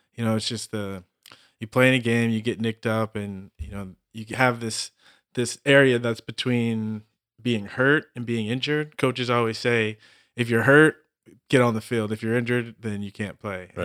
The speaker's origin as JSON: {"language": "English", "region": "Southern California", "country": "United States", "also_born_or_lived": "Austin, Texas", "moved": "as an adult", "said": "I'm this kid from Southern California"}